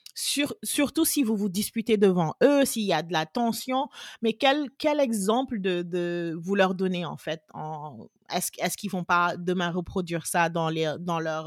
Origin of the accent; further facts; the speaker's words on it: Senegal; moved away as an adult; now in Austin, United States; Je suis sénégalaise. Je suis basée à Austin, euh, au Texas. Depuis, j'habite aux États-Unis depuis depuis 14 ans.